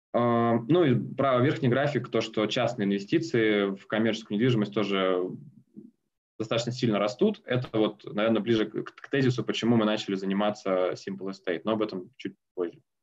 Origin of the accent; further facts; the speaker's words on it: Omsk, Omsk Oblast, Russia; moved away as an adult; now in Moscow, Russia; Омский филиал в моем родном городе. Э, потом переехал в Москву